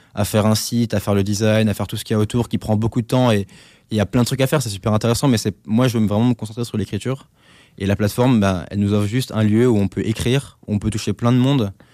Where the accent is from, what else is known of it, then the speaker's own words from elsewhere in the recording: Alsace, Grand Est, France; moved away; Chez moi, en Alsace